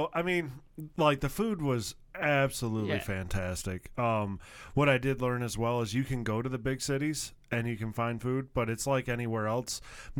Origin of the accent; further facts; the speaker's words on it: Michigan, United States; now in southern United States; a lot of people, when I told them that I was from Michigan, they initially did not believe me. Which was kind of fun. Now, I'm in the southern states.